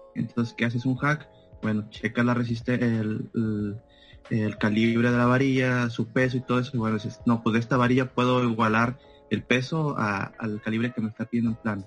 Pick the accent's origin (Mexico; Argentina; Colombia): Mexico; Ciudad Victoria, Tamaulipas; moved away as an adult; also born or lived in Monterrey, Nuevo León; de aquí de donde soy, Ciudad Victoria, Tamaulipas